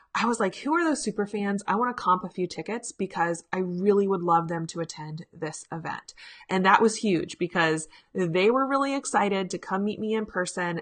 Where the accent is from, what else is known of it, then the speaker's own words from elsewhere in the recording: Richmond, Virginia, United States; my hometown of Richmond, Virginia